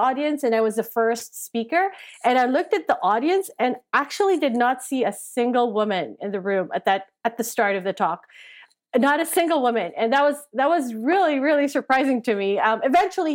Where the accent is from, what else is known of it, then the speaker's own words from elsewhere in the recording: Philippines; I grew up in the Philippines.